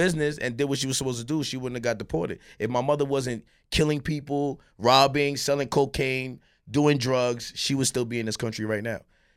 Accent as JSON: {"language": "English", "town": "Miami", "region": "Florida", "country": "United States", "tie": "born or raised there", "said": "I was born in Miami, Florida"}